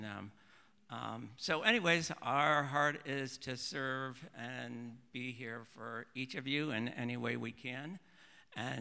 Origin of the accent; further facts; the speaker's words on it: Ohio, United States; moved away as an adult; also born or lived in Oregon; born and raised in Ohio